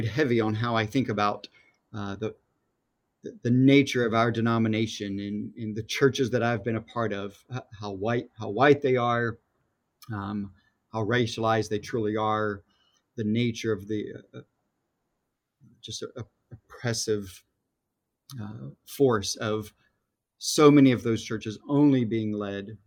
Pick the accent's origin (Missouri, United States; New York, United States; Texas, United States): Texas, United States; I was raised in Baptist churches in Texas